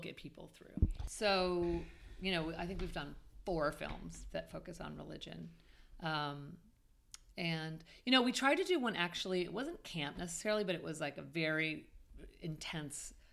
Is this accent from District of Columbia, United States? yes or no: yes; Washington, District of Columbia, United States; I grew up in D.C., I grew up in D.C.